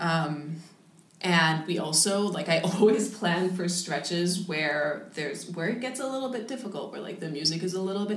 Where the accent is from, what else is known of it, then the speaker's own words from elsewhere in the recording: United States; now in Berlin, Germany; I'm from the States